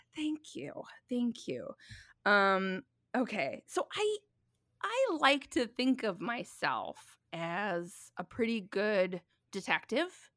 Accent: Minnesota, United States; moved away; also born or lived in New York City; I'm from Minnesota originally

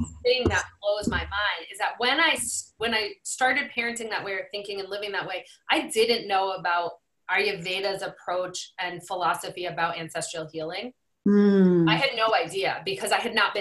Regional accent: New England, United States; I'm from New England

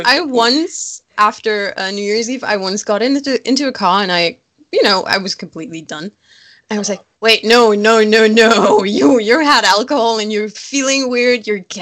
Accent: Germany; born or raised there

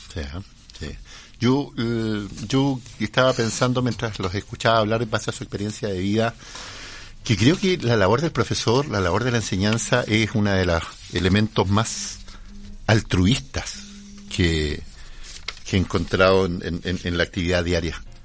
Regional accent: Chile; yo viví, me crié en las Aguas Negras, en la Villa de los Cisnes

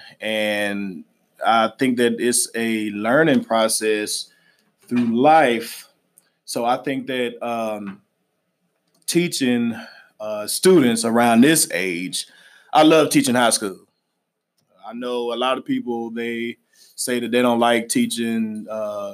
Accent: Little Rock, Arkansas, United States; I'm from Little Rock, Arkansas. I went to Central High School

